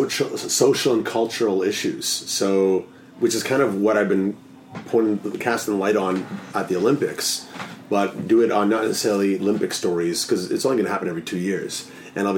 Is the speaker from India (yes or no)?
no; Toronto, Ontario, Canada; now in Vancouver, Canada; I'm from Toronto originally. I've lived in 6 or 7 cities around the world